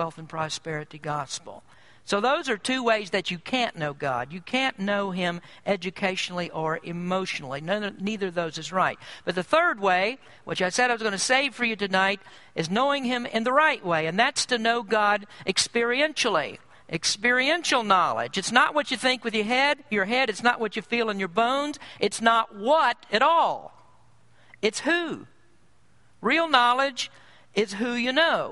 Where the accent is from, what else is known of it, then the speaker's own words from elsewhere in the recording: United States; I'm proud to be an American